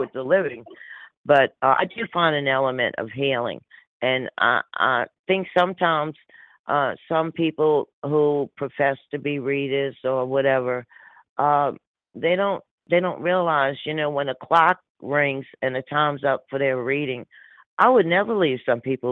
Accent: New Orleans, Louisiana, United States; I'm born and raised in my accent, New Orleans, Louisiana

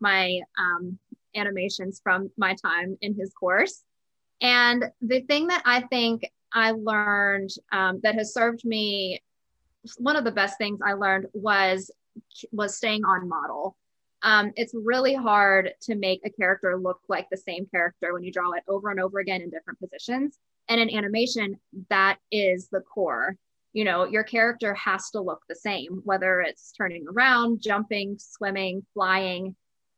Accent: Terra Alta, West Virginia, United States; I grew up in Northern West Virginia in a tiny town called Terra Alta.

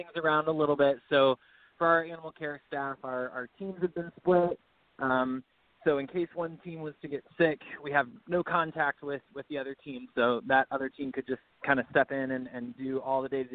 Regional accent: Birmingham, Alabama, United States; Well, I'm from Alabama. I'm from Birmingham. I lived here until I went off to school

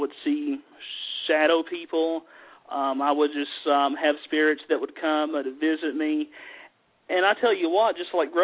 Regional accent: the South, United States; accent: southern; as you can tell just by my accent, I'm from the mountains. I have a very southern accent

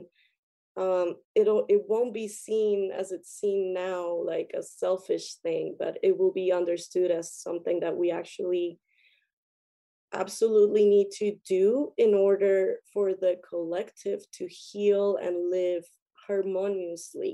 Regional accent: Colombia; I come from Colombia, and in Colombia I had the chance to be with indigenous tribes a lot

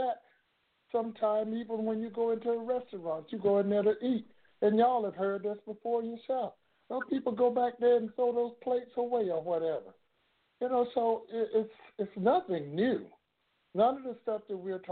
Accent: Florida, United States; my hometown down here in Florida

